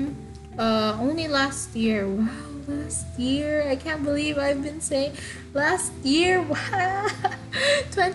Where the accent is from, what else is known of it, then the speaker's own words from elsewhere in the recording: Eastern Visayas, Philippines; first language Waray; English is a second language; English is not my first language. My first language is actually Waray Waray, which is one of the many languages that you can find in the Philippines.